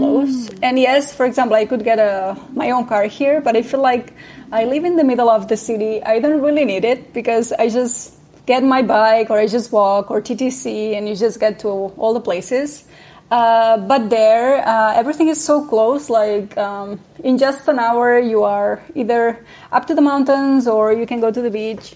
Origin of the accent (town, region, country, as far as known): Puig-reig, Catalonia, Spain; born or raised there; English is a second language; moved away as an adult; now in Toronto, Canada